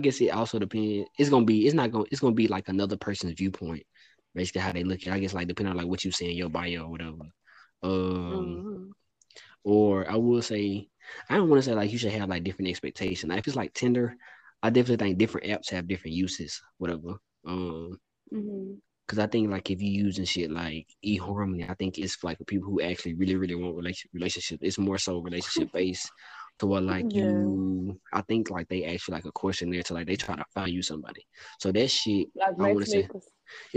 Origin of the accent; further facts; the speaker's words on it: Louisiana, United States; moved away as an adult; I'm from Louisiana